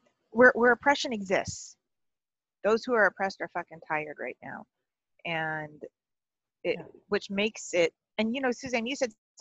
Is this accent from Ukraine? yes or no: no; Canada; it's our country.